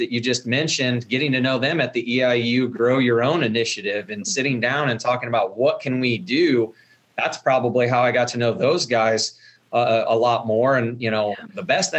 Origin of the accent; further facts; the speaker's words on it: Villa Grove, Illinois, United States; now in Shelbyville, United States; growing up in Villa Grove